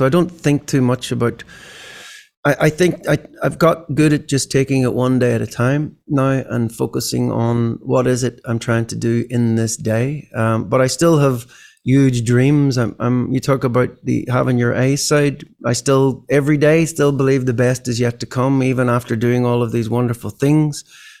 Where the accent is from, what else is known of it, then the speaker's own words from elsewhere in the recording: Ireland; these type of sort of thought processes growing up in Ireland, weren't in my head or weren't in my education. I left school at 16 and haven't stopped gigging since.